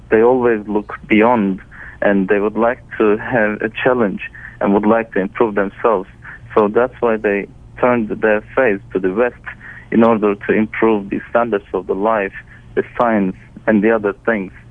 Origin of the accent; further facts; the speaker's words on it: Turkey; I grew up in Turkey, and I had all my education in Turkey.